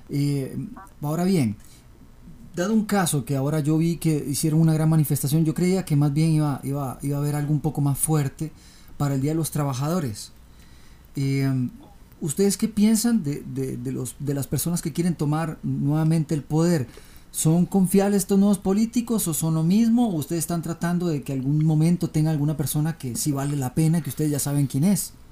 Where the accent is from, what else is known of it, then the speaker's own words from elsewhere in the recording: Costa Rica; yo también como tico, esto es una cochinada, yo no puedo, yo también vive fuera del país